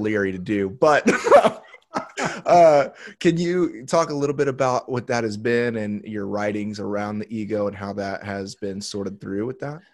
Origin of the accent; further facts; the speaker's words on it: Indiana, United States; in the Midwest where I grew up in Indiana